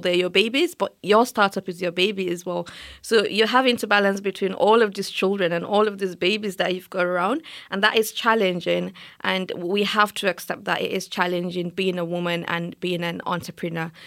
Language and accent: English; Nigeria; moved away as an adult; now in United Kingdom; as an African, especially as a Nigerian